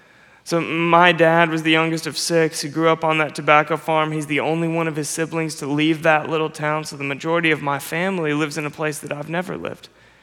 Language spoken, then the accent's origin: English; Nashville, Tennessee, United States; also born or lived in Florida / Chicago / New York City; I was born in Nashville. That was home for me for my whole childhood. My family moved, and then I went to high school in Florida.